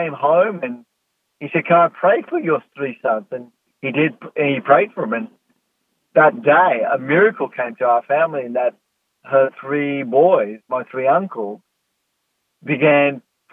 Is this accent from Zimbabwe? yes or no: no; South Africa; growing up in South Africa